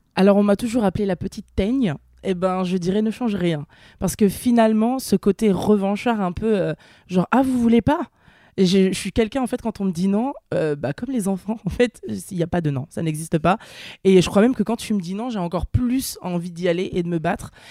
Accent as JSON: {"language": "French", "town": "Nantes", "region": "Pays de la Loire", "country": "France", "moved": "as an adult", "lives_now": "Paris, France", "said": "je viens de Nantes, donc une petite ville"}